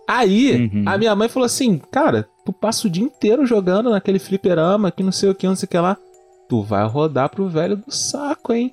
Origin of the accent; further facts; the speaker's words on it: Brazil; eu sou brasileiro